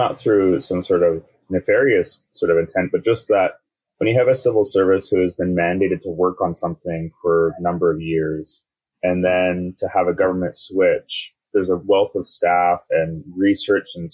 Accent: North Shore, British Columbia, Canada; now in Vancouver, Canada; I grew up on the North Shore, now live in Vancouver.

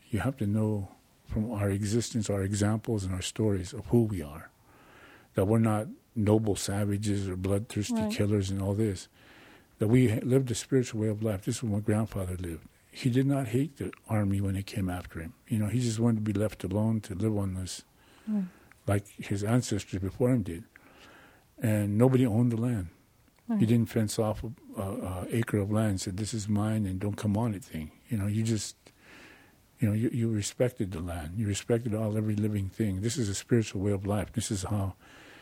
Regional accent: Rapid City, South Dakota, United States; also born or lived in Pine Ridge Indian Reservation, South Dakota; Up until I was probably about 5-6 years old, we moved to Rapid City, South Dakota.

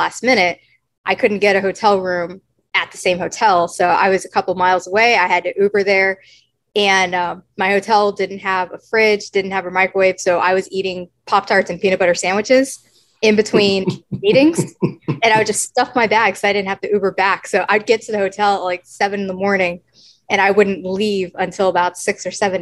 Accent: Texas, United States; moved away; also born or lived in New Hampshire (Dartmouth); I grew up in Texas

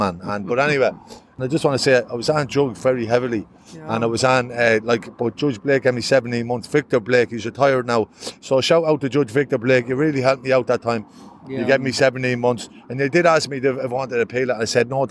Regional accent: Longford, Leinster, Ireland; now in Dublin, Ireland; I'm Longford. I'm from Longford town.

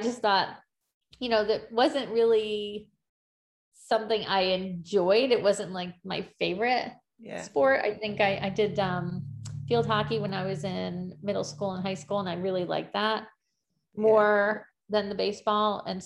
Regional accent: Greenwich, Connecticut, United States; I grew up here I'm in Connecticut in the United States, and I grew up in Greenwich specifically

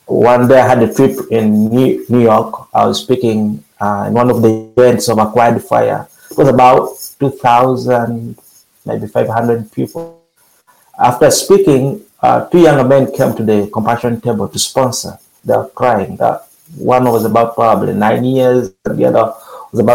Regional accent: Uganda; moved away as an adult; also born or lived in Chicago; now in United States; I was born and raised in Uganda

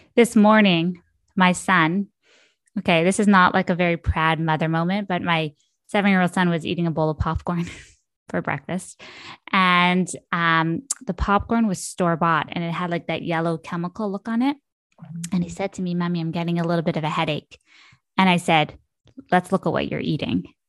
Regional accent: Ottawa, Ontario, Canada; moved away; also born or lived in Brooklyn; I'm from Ottawa

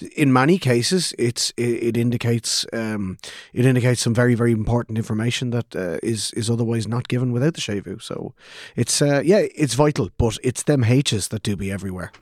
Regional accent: Ireland; as Irish speakers growing up in Ireland, or even as English speakers growing up in Ireland

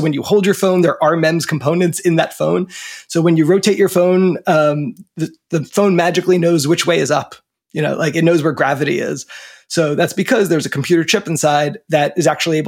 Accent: New Jersey, United States; moved away; also born or lived in Washington, D.C. / Basque Country, Spain / San Francisco; I grew up in New Jersey, right near the ocean, and just you know, the beach where the land hits the water.

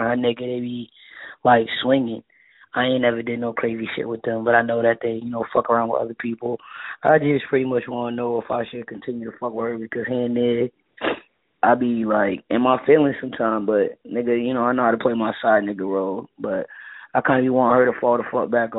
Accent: Boston, Massachusetts, United States; I'm from Boston, Massachusetts. Fucking Roxbury, to be exact.

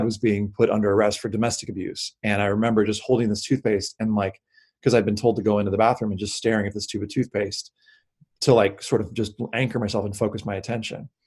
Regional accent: the South, United States; I was raised in the South

